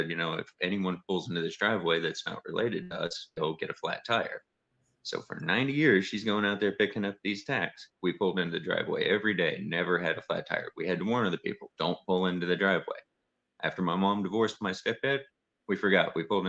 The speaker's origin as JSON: {"language": "English", "region": "Georgia", "country": "United States", "also_born_or_lived": "northern Indiana", "moved": "yes", "lives_now": "Huntington, United States", "said": "from Heartland Harbor. I originally come from Georgia, and Heartland Harbor is what we call our little homestead here in northern Indiana."}